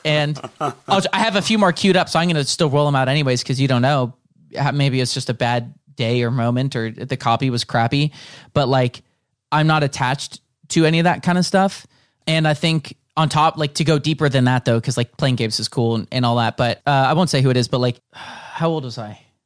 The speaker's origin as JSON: {"language": "English", "area": "Bay Area, 30 minutes south of San Francisco", "region": "California", "country": "United States", "tie": "born or raised there", "moved": "as an adult", "lives_now": "Los Angeles, United States", "said": "I grew up like 30 minutes south of San Francisco"}